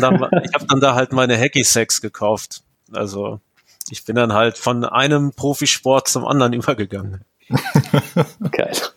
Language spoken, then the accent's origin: German; Ostwestfalen-Lippe, North Rhine-Westphalia, Germany; Aber Ostwestfalen-Lippe ist ja meine Heimat